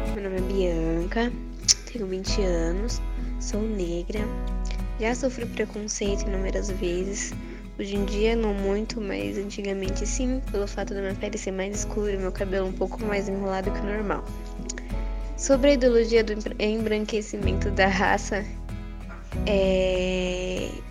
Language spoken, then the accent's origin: Portuguese; Tietê, São Paulo, Brazil; sou tietense e atualmente moro em São Paulo